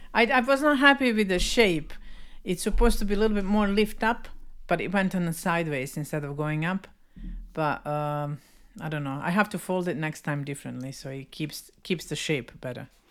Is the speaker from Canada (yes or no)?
no; Bosnia & Herzegovina; even us Bosnians, Serbians, Croatians, we, we, we have a strong culture